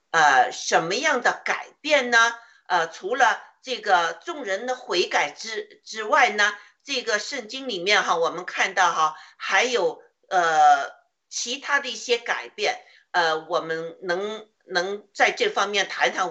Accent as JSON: {"language": "Chinese", "country": "China", "said": "我们中国人"}